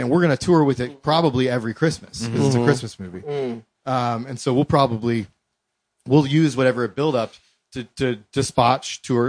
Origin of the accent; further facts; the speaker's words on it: Columbus, Ohio, United States; moved away as an adult; also born or lived in New York; We're both from Columbus.